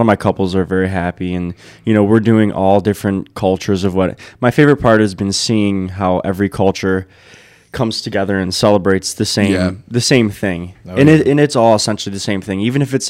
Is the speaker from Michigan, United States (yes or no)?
yes; Brownstown, Michigan, United States; also born or lived in Wyandotte; I grew up downriver. I was born in Wyandotte, and my parents moved to Brownstown when I was younger.